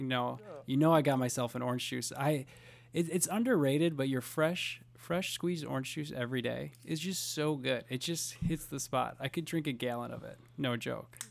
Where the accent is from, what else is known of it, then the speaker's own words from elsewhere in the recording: Fond du Lac, Wisconsin, United States; We're both from Fond du Lac.